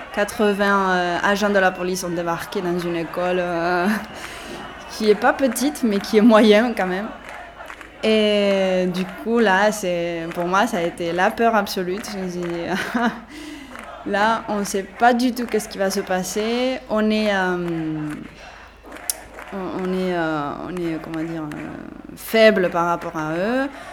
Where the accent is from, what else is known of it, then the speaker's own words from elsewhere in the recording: Barcelona, Catalonia, Spain; je suis de Barcelone, née à Barcelone, ma mère est française et maintenant je travaille dans la ville de Sal, à Girona.